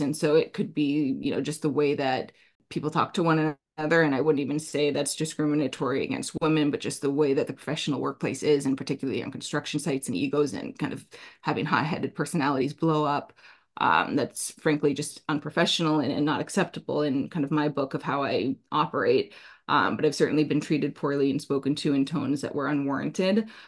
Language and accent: English; Anchorage, Alaska, United States; also born or lived in New Jersey; now in Hudson Valley, New York, United States; part of what's rooted in me from my upbringing, growing up in Alaska